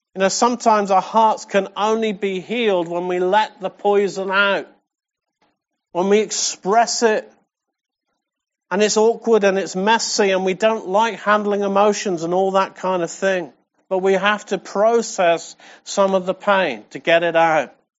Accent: England, United Kingdom; we're English

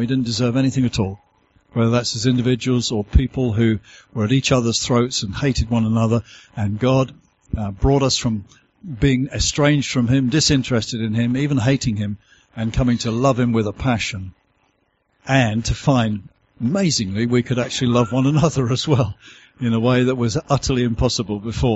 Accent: United Kingdom; accent: southern; my southern accent as I've travelled this far north

